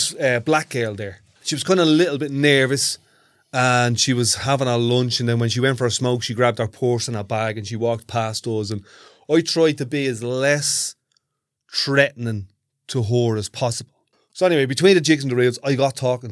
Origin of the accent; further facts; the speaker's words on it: Ireland; I'm Irish